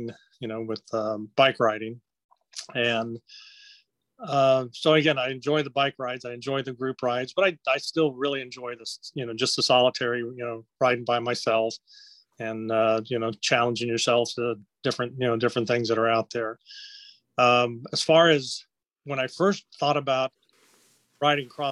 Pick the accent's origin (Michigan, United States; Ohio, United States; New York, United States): Ohio, United States; I was raised in Ohio. I grew up between Cincinnati and Dayton, Ohio.